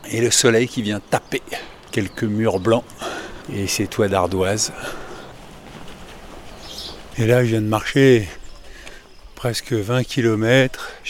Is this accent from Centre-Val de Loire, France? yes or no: no; Paris, Île-de-France, France; Moi, je viens de Paris, madame.